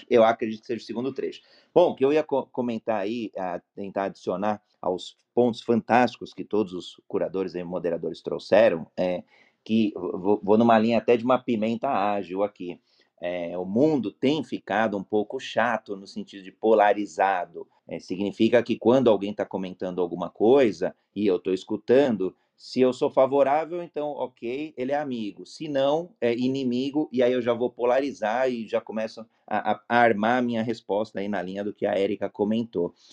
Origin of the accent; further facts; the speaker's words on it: São Paulo, Brazil; Eu moro em São Paulo, nasci e moro em São Paulo, e hoje estou aqui no interior